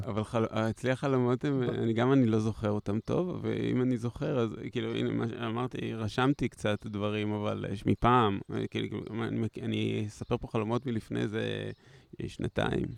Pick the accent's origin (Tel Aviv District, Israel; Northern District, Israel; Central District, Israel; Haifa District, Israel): Haifa District, Israel; Haifa; אני מחיפה